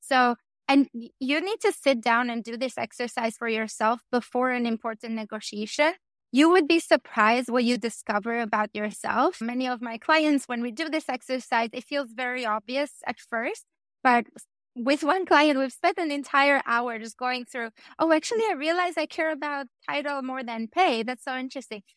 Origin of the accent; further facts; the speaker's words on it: Albania; I come from Albania